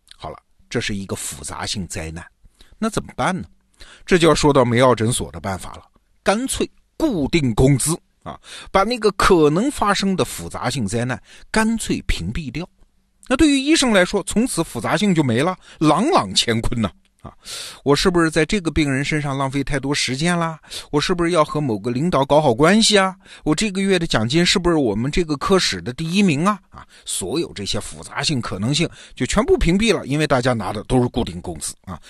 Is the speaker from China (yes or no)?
yes; China; 我们中国人